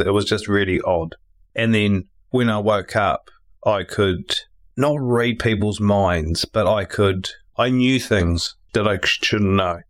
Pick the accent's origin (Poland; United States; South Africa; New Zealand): New Zealand; Tauranga, Bay of Plenty; also born or lived in Upper Hutt; I was born in Upper Hutt and moved to Tauranga when we were two.